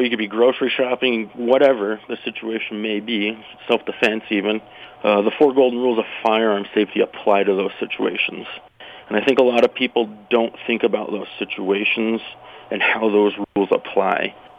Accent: Utah, United States; moved away as an adult; now in Casper, United States; I grew up in Utah

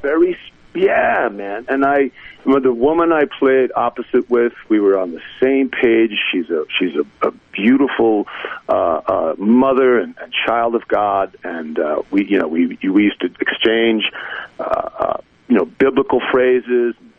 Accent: New Jersey, United States; growing up in New Jersey

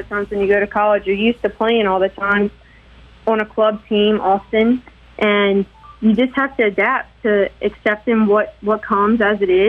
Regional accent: Hattiesburg, Mississippi, United States; born there; Okay, so actually, I was born in Hattiesburg at Forrest General, and both of my parents attended Southern Miss in college.

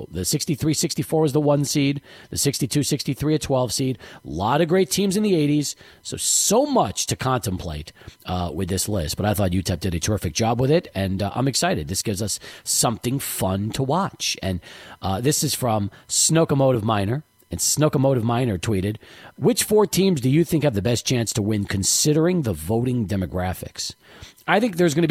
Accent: El Paso, Texas, United States; also born or lived in New York; we moved here in 78

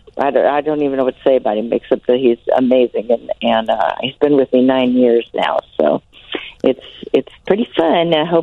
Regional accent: Aledo, Illinois, United States; I am from Illinois.

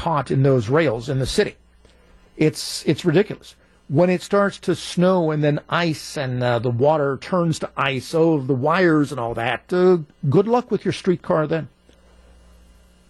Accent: Pittsburgh, Pennsylvania, United States; moved away; I grew up in Pittsburgh

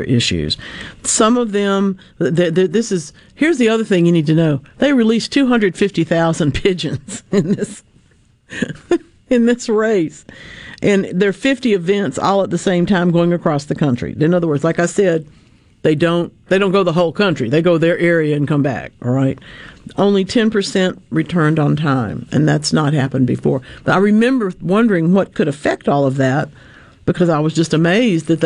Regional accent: Gulfport, Mississippi, United States; also born or lived in Louisiana; the big gardenias that I grew up with in Gulfport

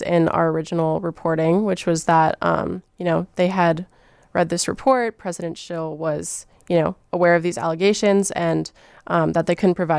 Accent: Miami, Florida, United States; now in Chicago, United States; Miami, Florida.

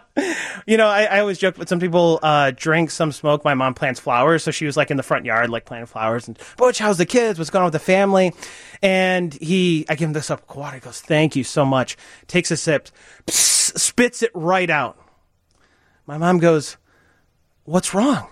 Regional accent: Chicago suburbs, Illinois, United States; I grew up in the Chicago suburbs, and you know, tree lined street, everything that you kind of think of a majestic childhood

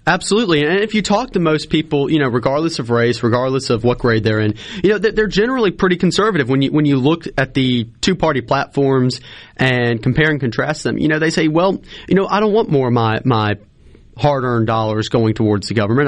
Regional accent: Lamar County, Mississippi, United States; I'm born and raised in Lamar County

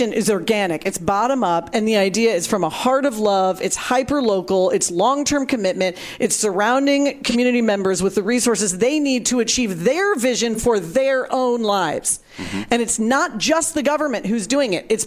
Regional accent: St. Louis, Missouri, United States; my hometown of St. Louis

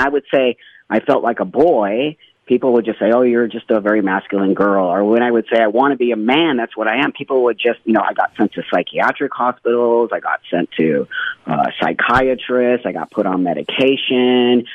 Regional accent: Los Angeles, California, United States; I grew up in Los Angeles in the San Fernando Valley, and I was a Valley girl

